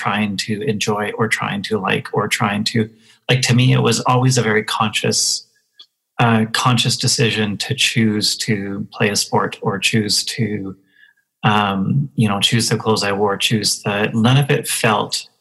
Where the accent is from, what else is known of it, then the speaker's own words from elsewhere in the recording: Moose Jaw, Saskatchewan, Canada; I grew up in Moose Jaw, Saskatchewan, in the 80s, so small town Saskatchewan in the 80s